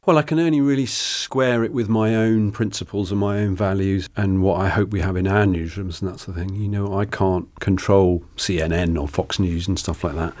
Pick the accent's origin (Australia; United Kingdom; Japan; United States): United Kingdom; Tiverton, South West England; my first job was at the Tiverton Gazette, which is my hometown paper